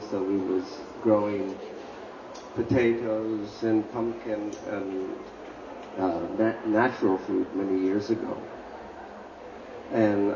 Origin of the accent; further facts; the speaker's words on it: Miami, Florida, United States; I was born and raised in Miami, Florida